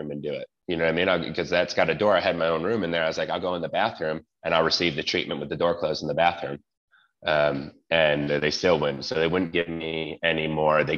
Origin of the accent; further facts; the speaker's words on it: New York, United States; moved away; And I'm Italian and I'm from New York originally.